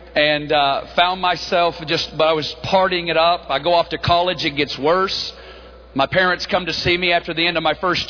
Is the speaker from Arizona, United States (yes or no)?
no; Northwest Arkansas, United States; accent: hickish; moved away; We're both originally from Northwest Arkansas.